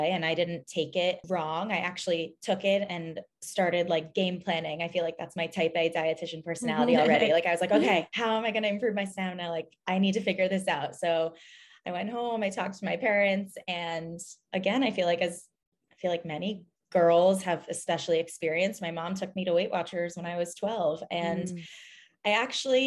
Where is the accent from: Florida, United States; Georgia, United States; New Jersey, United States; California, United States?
New Jersey, United States; born and raised in New Jersey. I now live in Hoboken, New Jersey